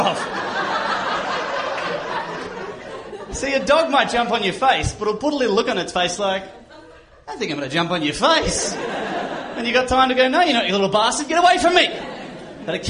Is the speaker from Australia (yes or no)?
yes; Australia; I'm from Australia